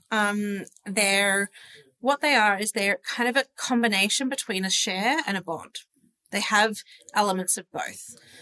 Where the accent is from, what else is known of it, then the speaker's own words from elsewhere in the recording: Sydney, New South Wales, Australia; born and raised in Sydney